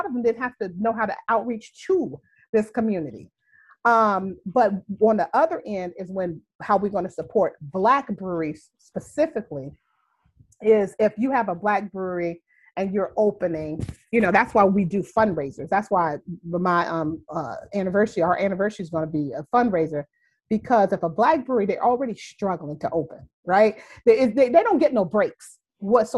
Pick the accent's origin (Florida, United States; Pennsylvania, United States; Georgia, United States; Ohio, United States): Ohio, United States; Youngstown; also born or lived in Houston; now in Chicago, United States; So I'm from Youngstown, Ohio. I haven't lived there in like 35 years, but still, that's my home.